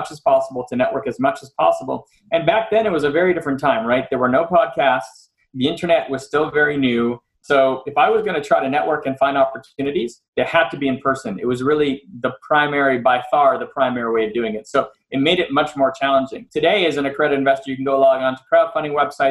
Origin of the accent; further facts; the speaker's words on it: Montreal, Quebec, Canada; moved away as an adult; now in United States; I'm from Canada, I'm from Montreal. And that's where I grew up till I left in 98.